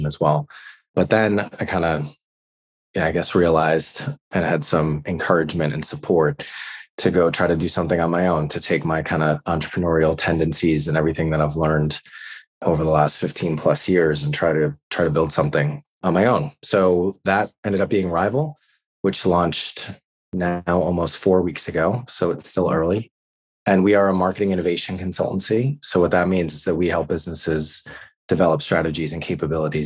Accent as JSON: {"language": "English", "country": "United States", "also_born_or_lived": "New York / San Francisco", "moved": "as an adult", "lives_now": "London, United Kingdom", "said": "I'm American, but I've been living in London for the last 6 years."}